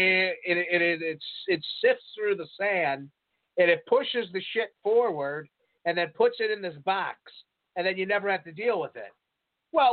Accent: Des Plaines River, Illinois, United States; I grew up on the shores, on the banks of the Des Plaines River

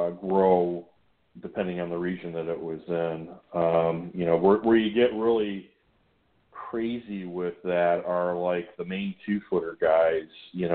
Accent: Michigan, United States; And if you know anybody from Michigan, and I'm guessing from the Chicago area you do, you can always tell us, because when you ask us where we're from, we immediately put up our hand and start pointing to different areas, due to the shape of our state.

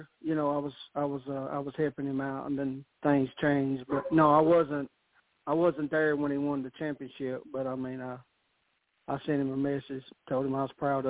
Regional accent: the South, United States; I'm from the South, right?

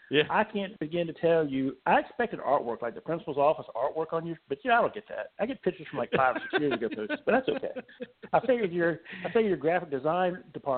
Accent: Virginia, United States; moved away; it says I'm from Virginia. Virginia is where my family's from.

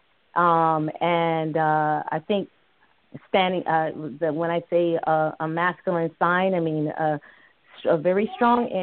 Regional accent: New York, United States; also born or lived in Maryland; I'm a New Yorker. I'm not really from New York. I'm from Maryland. But growing up in New York

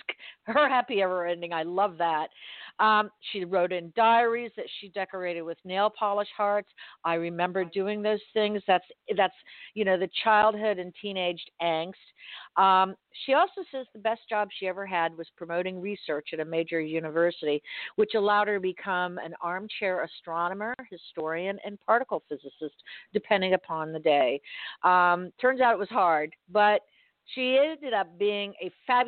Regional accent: Miami, Florida, United States; I'm from Miami. I was born and raised there

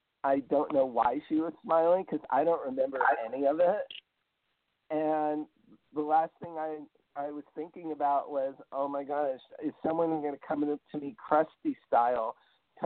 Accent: northern New Jersey, United States; also born or lived in New York City; now in Los Angeles, United States; I grew up in New Jersey

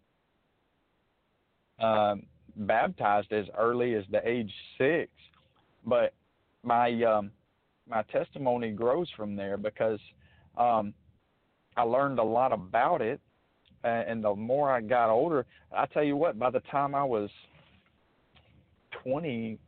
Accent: Mobile, Alabama, United States; also born or lived in Grand Bay, Alabama; I'm from Mobile, Alabama. I grew up till I was 10 in a city named Grand Bay, sort of on the southern tip of Mobile County

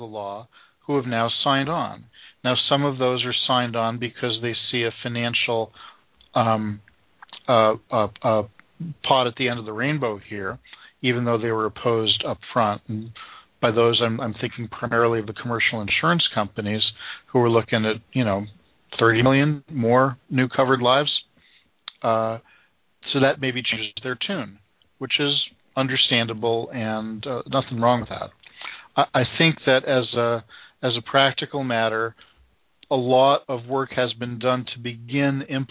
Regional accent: Massachusetts, United States; my home state elected Scott Brown into Ted Kennedy's old seat

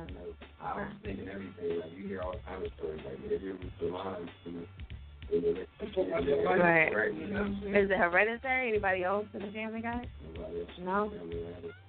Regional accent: New Jersey, United States; now in Philadelphia, United States; I'm from Jersey, but I've been in Philly for 15

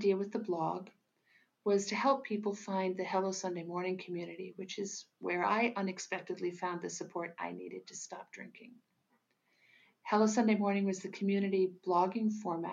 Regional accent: United States; moved away as an adult; also born or lived in Lisbon, Portugal; now in Portugal; I'm American, but I moved to Portugal in 1993 to accept a job with the Gulbenkian Orchestra in Lisbon

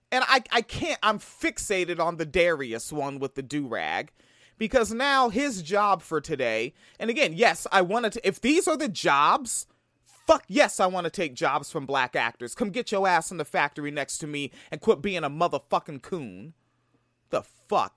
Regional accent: Tacoma, Washington, United States; Niggas like me from Tacoma, the town.

